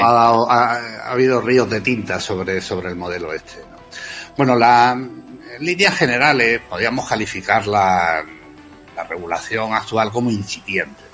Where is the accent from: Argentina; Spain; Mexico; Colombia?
Spain; Extremadura; now in Madrid, Spain; yo soy, soy extremeño, pero llevo ya afincado en Madrid mucho tiempo, mucho.